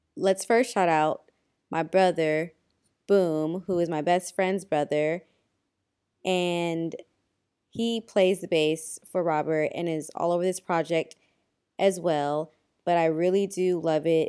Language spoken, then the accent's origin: English; Kenya; as a Kenyan